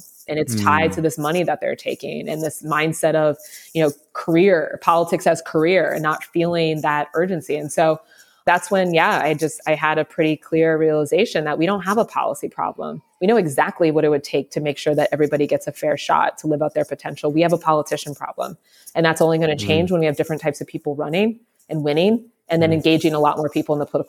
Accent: Columbus, Ohio, United States; I was born here in Columbus, where I am now, the capital of Ohio

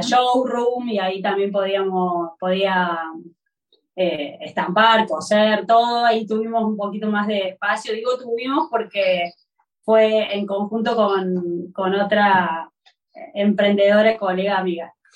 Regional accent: Córdoba, Argentina; moved away as an adult; now in Barcelona, Spain; soy de Córdoba

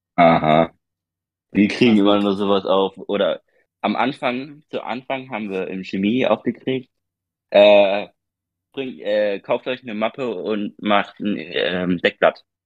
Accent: Germany; bei uns in Deutschland

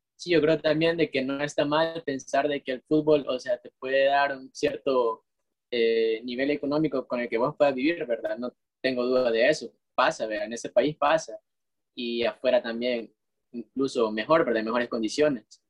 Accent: El Salvador

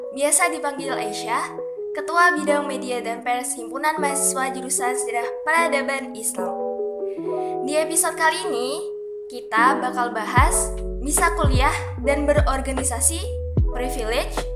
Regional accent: Semarang, Central Java, Indonesia; moved away; aku tuh asalnya dari Semarang Jawa Tengah jadi banyak yang manggil aku mbak bukan teteh

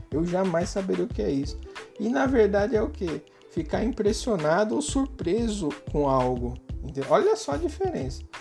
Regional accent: São Paulo, Brazil; eu moro aqui no Nordeste, sou de São Paulo, né? Mas moro no Nordeste

